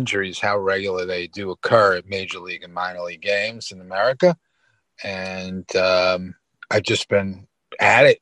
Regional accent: New York City, New York, United States; I am from New York City. Yep. Born in Brooklyn.

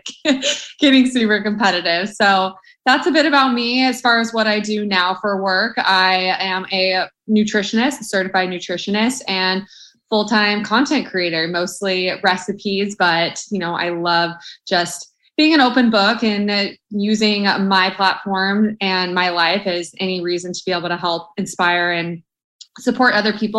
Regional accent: Orange County, California, United States; moved away as an adult; also born or lived in Arizona; I'm born and raised in Orange County, California, but I went to school in Arizona

